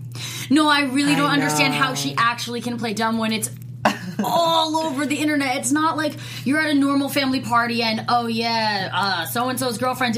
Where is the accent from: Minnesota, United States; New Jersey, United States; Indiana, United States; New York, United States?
New Jersey, United States; Hamilton; moved away; They're literally filming in my hometown. Yes. I can't even believe it. Hamilton, New Jersey